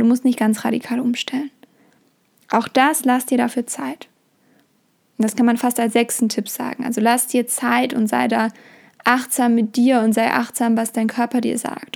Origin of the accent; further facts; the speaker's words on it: Germany; bei uns in Deutschland